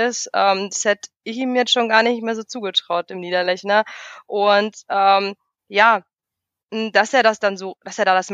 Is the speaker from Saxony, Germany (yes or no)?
no; Augsburg, Bavaria, Germany; Also als Augsburger sich denke ich mir, ähm, das hat Flo schon mal ganz stark gemacht.